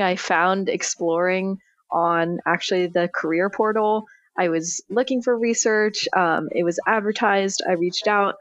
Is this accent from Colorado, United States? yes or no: no; Corvallis, Oregon, United States; moved away as an adult; now in Los Angeles, United States; I am originally from Corvallis, Oregon.